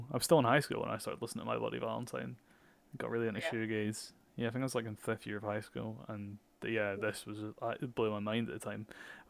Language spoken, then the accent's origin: English; Edinburgh, Scotland, United Kingdom; I grew up in Edinburgh, but I'm from Portobello, which is the outskirts. So it doesn't actually feel like Edinburgh.